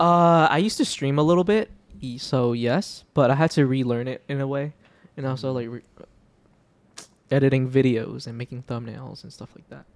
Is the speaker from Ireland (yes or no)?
no; Hong Kong; moved away; when I was a kid and I was from Hong Kong